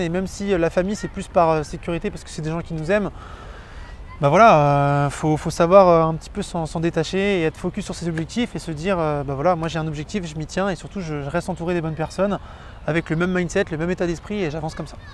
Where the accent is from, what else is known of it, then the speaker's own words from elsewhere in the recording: Vannes, Brittany, France; je suis de Vannes.